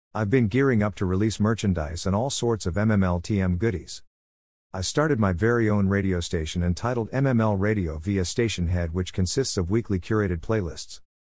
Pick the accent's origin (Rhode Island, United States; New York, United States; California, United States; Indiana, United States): New York, United States; New York City; moved away as an adult; my hometown of New York City